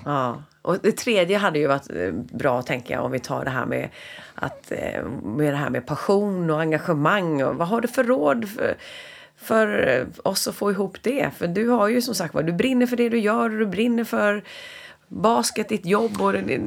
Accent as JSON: {"language": "Swedish", "country": "Sweden"}